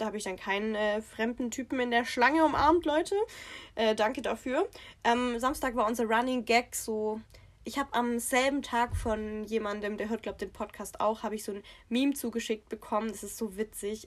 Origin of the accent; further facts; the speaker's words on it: Swabia, Baden-Württemberg, Germany; accent: Swabian; unseren Dialekt überhaupt nicht, also das ist Schwäbisch